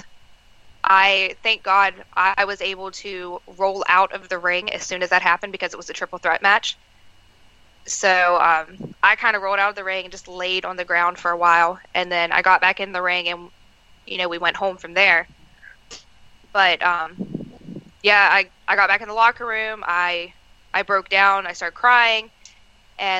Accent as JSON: {"language": "English", "town": "Moorefield", "region": "West Virginia", "country": "United States", "tie": "born or raised there", "said": "I was actually wrestling in my hometown of Moorefield, West Virginia"}